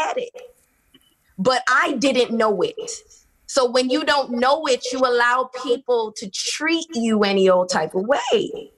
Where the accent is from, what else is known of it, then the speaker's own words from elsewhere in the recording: New York, United States; Man, I was raised by television and music. And in growing up in New York, we had video jukebox.